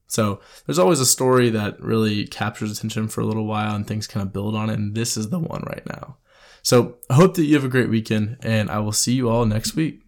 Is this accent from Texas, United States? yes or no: yes; Houston, Texas, United States; I'm from Houston